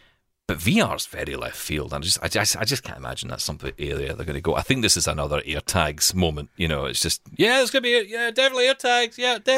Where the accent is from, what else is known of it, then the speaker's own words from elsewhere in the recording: Scotland, United Kingdom; I'm from Scotland.